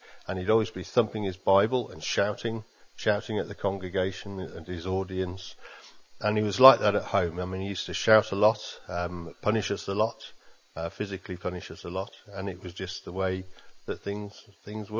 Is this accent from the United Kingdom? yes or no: yes; England, United Kingdom; I grew up in England